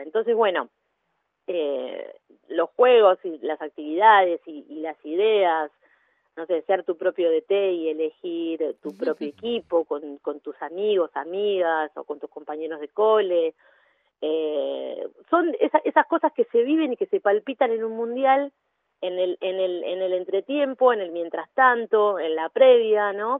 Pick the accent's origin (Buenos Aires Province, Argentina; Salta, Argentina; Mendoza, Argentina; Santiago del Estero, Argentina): Buenos Aires Province, Argentina; Mar del Plata; now in Buenos Aires, Argentina; En Mar del Plata, yo soy de Mar del Plata, en Mar del Plata ya había jugado con amigas al fútbol. Y cuando me vine a vivir a Buenos Aires